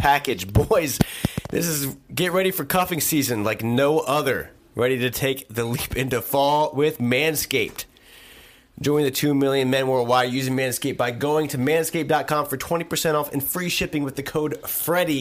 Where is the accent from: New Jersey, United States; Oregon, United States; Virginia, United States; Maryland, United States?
Maryland, United States; Eastern Shore of; I grew up in the Eastern Shore of Maryland